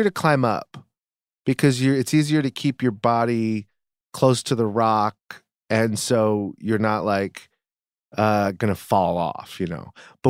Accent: East Coast, United States; I grew up on the East Coast. I've never not seen snow.

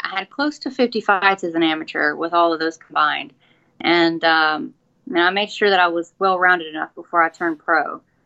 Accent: Atlanta, Texas, United States; accent: country; moved away as an adult; also born or lived in Shreveport, Louisiana; I grew up in uh, Atlanta, Texas. It's like um, God, I sound a country

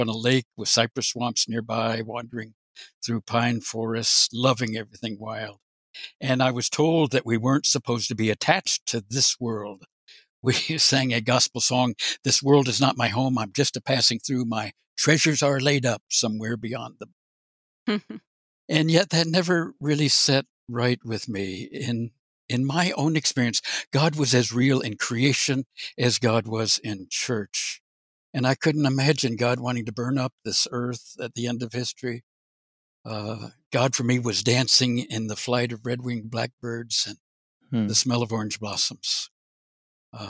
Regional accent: Orlando, Florida, United States; I was born outside Orlando, Florida, grew up there.

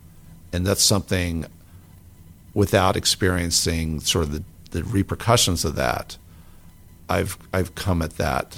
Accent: New York area, United States; moved away; I grew up in the New York area

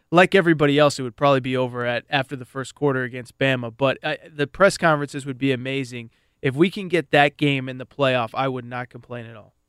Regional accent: West Hartford, Connecticut, United States; my hometown, West Hartford, Connecticut

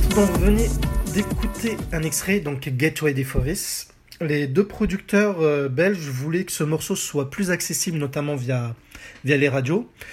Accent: France; chez nous en France en 1993

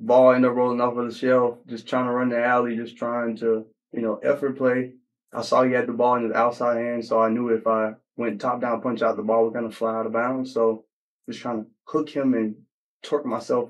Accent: Mississippi, United States; now in New Orleans, United States; I grew up in Mississippi.

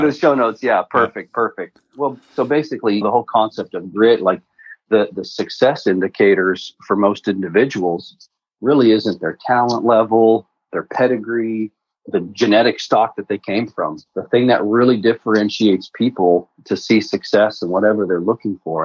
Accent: Canada; moved away as an adult; also born or lived in Prague, Czech Republic / Texas, United States; now in United States; grew up in Canada and in the trades

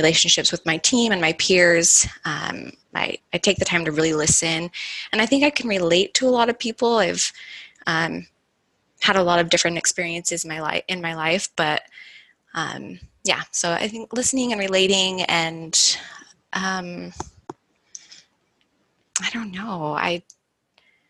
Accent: Utah, United States; I'm from Utah

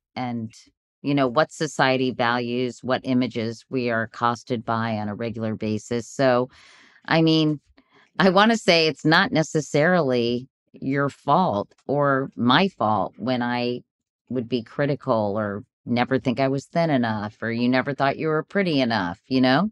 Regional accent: Virginia, United States; I grew up in Virginia

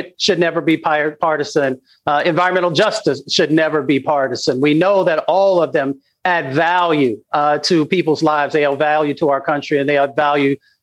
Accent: Appalachia, United States; I come from Appalachia

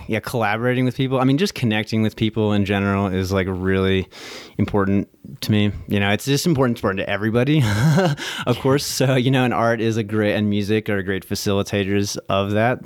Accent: Lexington, Virginia, United States; also born or lived in New Jersey; I was born in New Jersey, but I only lived there for, like, two years, but then I pretty much grew up in rural Virginia, Lexington

